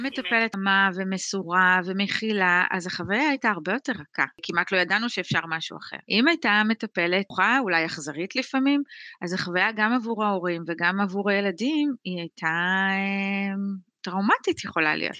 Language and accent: Hebrew; Sarid, Northern District, Israel; אני גדלתי בקבוצת פשוש בקיבוץ שריד